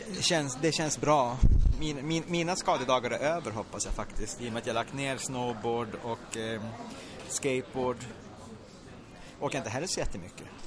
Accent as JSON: {"language": "Swedish", "town": "Luleå", "region": "Norrbotten County", "country": "Sweden", "said": "jag är från Luleå själv"}